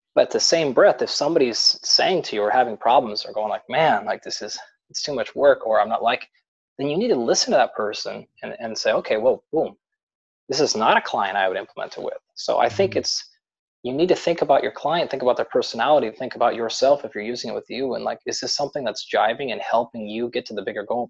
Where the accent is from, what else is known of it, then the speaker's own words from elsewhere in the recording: Pacific Northwest, United States; I grew up in the Pacific Northwest, so in the United States out here.